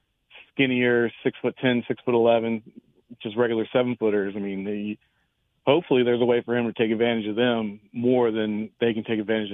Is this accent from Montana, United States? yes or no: no; Maryland, United States; When I was an 8-year-old kid growing up in Maryland